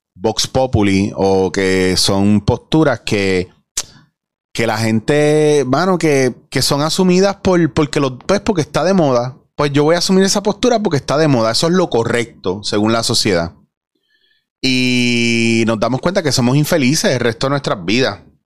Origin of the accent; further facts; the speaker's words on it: Puerto Rico; somos los puertorriqueños